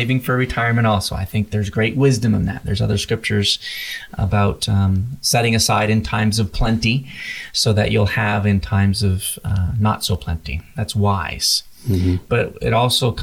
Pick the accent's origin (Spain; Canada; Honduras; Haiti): Canada; moved away as an adult; now in United States; I'm from Canada originally. I came to play baseball in the United States